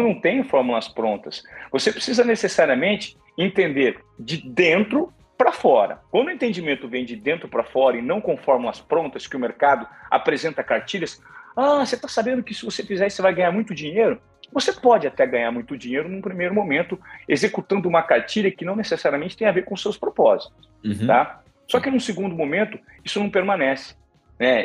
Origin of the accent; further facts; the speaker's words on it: Presidente Venceslau, São Paulo, Brazil; now in São Paulo, Brazil; de onde eu vim, eu sou um menino simples de Presidente Venceslau, interior de São Paulo. Fui conhecer São Paulo com 17 anos